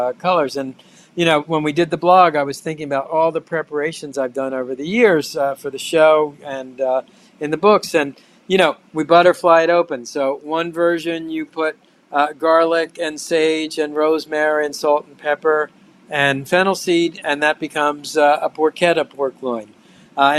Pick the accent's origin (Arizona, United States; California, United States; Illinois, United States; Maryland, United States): Maryland, United States; Baltimore; moved away; That's my hometown where I grew up